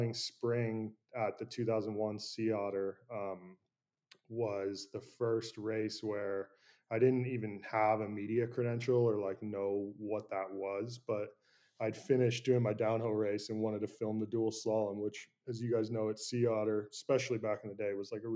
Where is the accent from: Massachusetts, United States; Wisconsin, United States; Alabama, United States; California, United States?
California, United States; San Francisco; I grew up in San Francisco, I grew up right next to the Presidio National Park